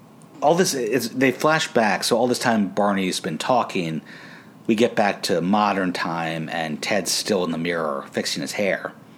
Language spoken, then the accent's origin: English; Canada; he used to play hockey, I'm Canadian, I can't help it.